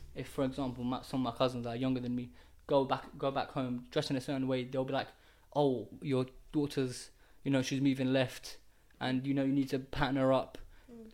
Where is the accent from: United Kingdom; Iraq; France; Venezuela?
Iraq; Kurdistan Region; moved away; I'm from Iraq, and this is the Middle East. Um, yeah, it's Iraq. yeah, Iraq, yeah, Kurdistan